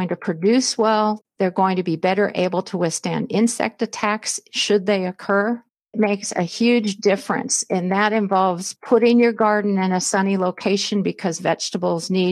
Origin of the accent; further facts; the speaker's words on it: Southern California, United States; moved away as an adult; now in Spokane, United States; I grew up in Southern California